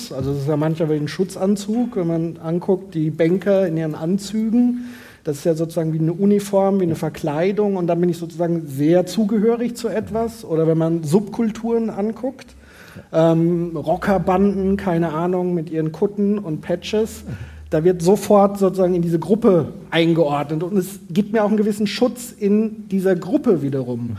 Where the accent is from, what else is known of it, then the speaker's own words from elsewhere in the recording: Wetzlar, Hesse, Germany; Äh, das heißt, wenn ich also sage, ich komme aus Wetzlar, dann ist das für manche sozusagen wie ein kleiner, naja, Lacher